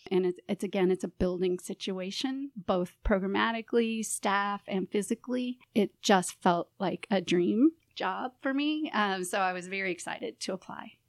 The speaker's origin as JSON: {"language": "English", "town": "St. Louis", "region": "Missouri", "country": "United States", "tie": "born or raised there", "also_born_or_lived": "Phoenix, Arizona / San Francisco, California", "said": "I'm originally from Saint Louis, grew up here, and after college, um, moved away and was in the Southwest and in California"}